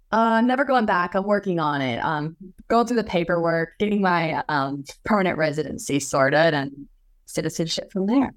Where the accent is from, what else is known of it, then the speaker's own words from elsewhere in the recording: Pomeroy, Washington, United States; moved away; also born or lived in Moscow, Idaho; I grew up in Palm Roy, Washington. It's a little tiny town just across the border